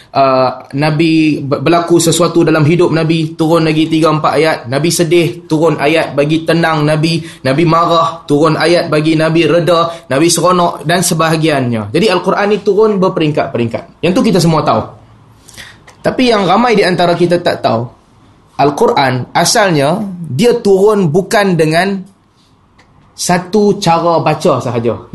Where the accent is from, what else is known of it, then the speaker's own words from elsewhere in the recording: Penang, Malaysia; Walaupun saya dilahirkan dan dibesarkan di Pinang